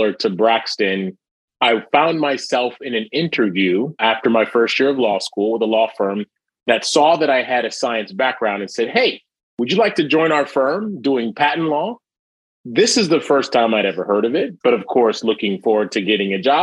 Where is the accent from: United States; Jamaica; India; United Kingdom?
Jamaica; moved away; I'm from a Caribbean background. I was born in Jamaica, West Indies